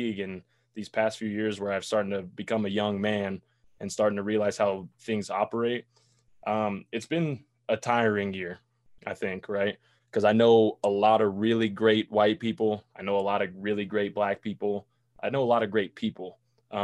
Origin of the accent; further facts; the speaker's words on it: Boulder, Colorado, United States; moved away as an adult; also born or lived in Nebraska; I'm from Boulder, right? So I was raised with nothing but white people, white kids.